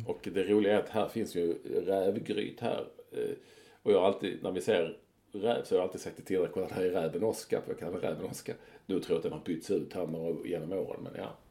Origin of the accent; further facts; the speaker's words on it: Malmö, Skåne, Sweden; under min tid när jag var ung i Malmö